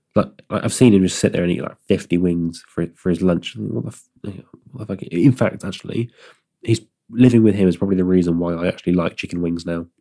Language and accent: English; Stroud, South West England, United Kingdom; my hometown